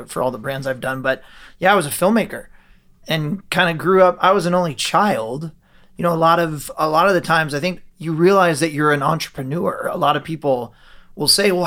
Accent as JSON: {"language": "English", "town": "Ventura", "region": "California", "country": "United States", "tie": "born or raised there", "said": "I was born and raised in Ventura, if you're not familiar, just about 30 minutes south of Santa Barbara, like a sleepy coastal surf town"}